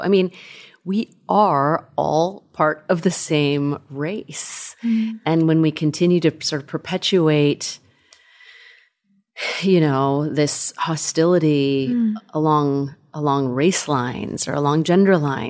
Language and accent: English; California, United States; I grew up in Northern California, outside of Sacramento, in a very non-diverse community, and we didn't have a lot of money.